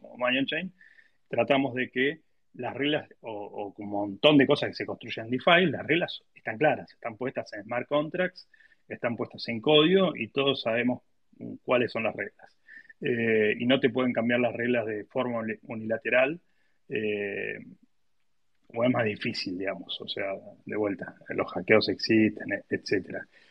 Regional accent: Argentina

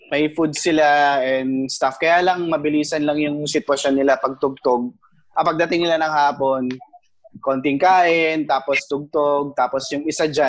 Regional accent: Isabela, Cagayan Valley, Philippines; now in Manila, Philippines

